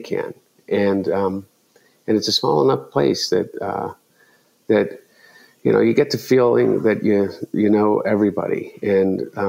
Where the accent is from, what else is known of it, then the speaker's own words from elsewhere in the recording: Delaware, United States; growing up in Delaware